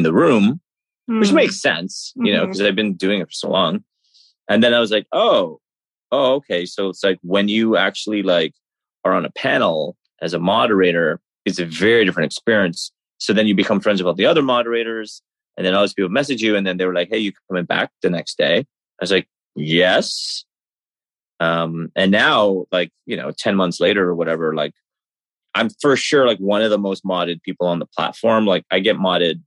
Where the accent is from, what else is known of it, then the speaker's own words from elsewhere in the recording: Toronto, Ontario, Canada; I'm from Toronto, Canada